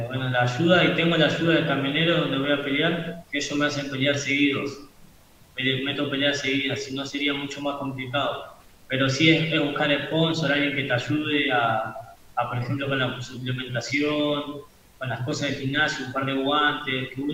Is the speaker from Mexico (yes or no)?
no; Sarandí, Buenos Aires Province, Argentina; yo, soy de Sarandí, cerca de, la estación de Sarandí, barrio La Sedeita.